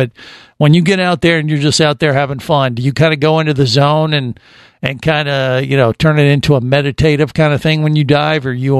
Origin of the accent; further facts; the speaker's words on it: Cincinnati, Ohio, United States; moved away as an adult; now in Florida, United States; I grew up in Cincinnati, Ohio, as far away from the ocean as you can pretty much get.